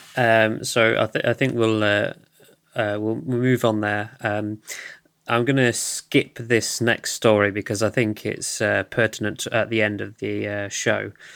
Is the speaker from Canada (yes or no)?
no; United Kingdom; I'm from the U K, if you, you cannot tell by my accent